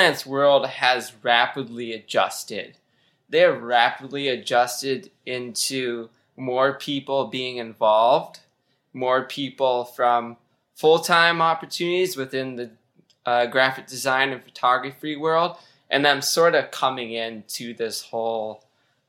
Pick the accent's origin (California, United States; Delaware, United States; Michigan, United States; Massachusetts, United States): Michigan, United States; moved away as an adult; also born or lived in Wisconsin; I recently moved to back home to Michigan